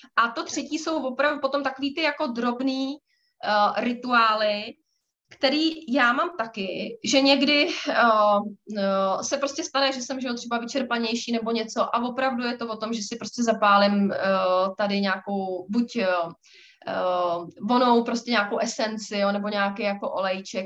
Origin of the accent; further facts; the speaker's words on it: Prague, Czechia; my jsme z Prahy